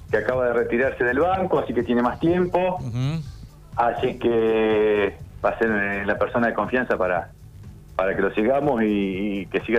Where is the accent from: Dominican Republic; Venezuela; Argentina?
Argentina; Córdoba; Yo me vine de Córdoba todo ese año. me, me, hacía 1900 kilómetros todos los fines de semana para estar.